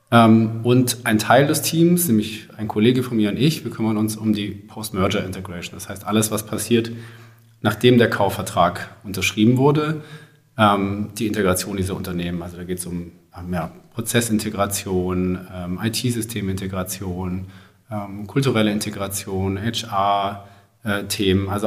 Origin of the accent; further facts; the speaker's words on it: Baden-Württemberg, Germany; also ich komme aus dem, aus dem Großraum Stuttgart und bin dann damals äh, auch zum Studium nach Stuttgart gegangen